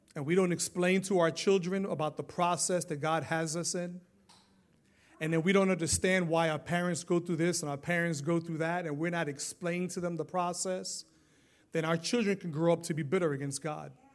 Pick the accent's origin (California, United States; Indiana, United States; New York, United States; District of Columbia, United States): New York, United States; New York City; now in Florida, United States; Growing up in New York City